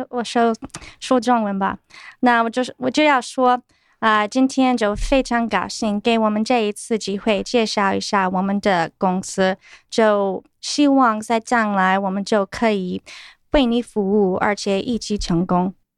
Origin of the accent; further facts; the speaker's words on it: Clinton, North Carolina, United States; moved away as an adult; also born or lived in Sichuan, China; I'm from Clinton, North Carolina, a very small town